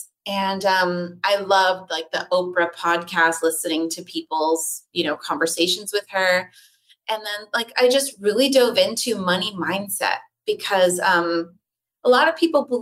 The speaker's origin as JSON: {"language": "English", "town": "Los Angeles", "region": "California", "country": "United States", "tie": "born or raised there", "also_born_or_lived": "New York", "said": "Born and raised"}